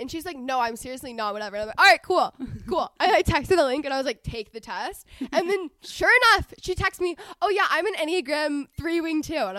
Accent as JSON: {"language": "English", "region": "Texas", "country": "United States", "moved": "yes", "lives_now": "Los Angeles, United States", "said": "I'm 22. I'm from Texas. I live in LA, but I just got a place in Texas, so I'm about to live in both places."}